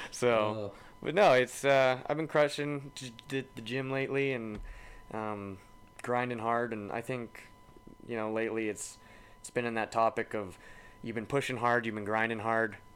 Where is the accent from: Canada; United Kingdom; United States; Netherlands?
Canada; Alberta; Exactly. Right? Like, as a Canadian.